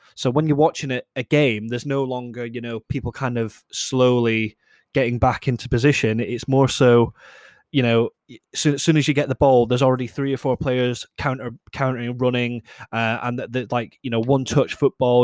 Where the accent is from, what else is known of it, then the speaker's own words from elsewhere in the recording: Scotland, United Kingdom; I'm Scottish myself